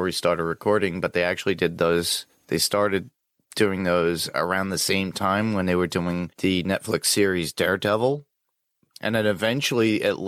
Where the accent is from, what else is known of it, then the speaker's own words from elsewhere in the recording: New York, United States; being a New Yorker